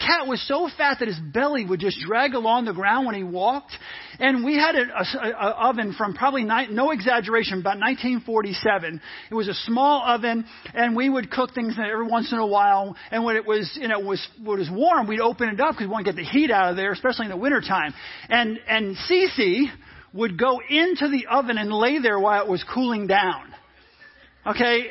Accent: New York, United States; moved away; also born or lived in Virginia; Most of you knew I grew up in New York, first part of my life and, for a large part of my life

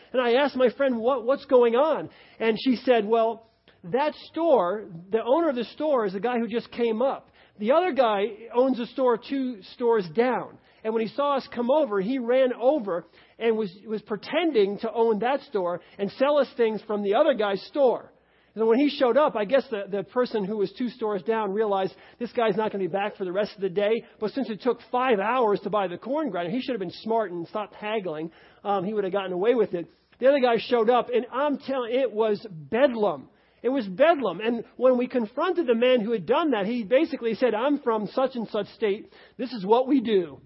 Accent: New York, United States; now in Cincinnati, United States; I grew up in New York.

